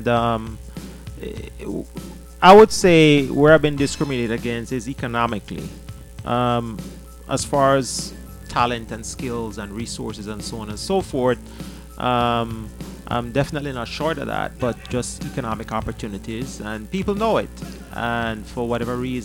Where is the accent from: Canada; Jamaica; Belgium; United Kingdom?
Jamaica; moved away; I'm from Jamaica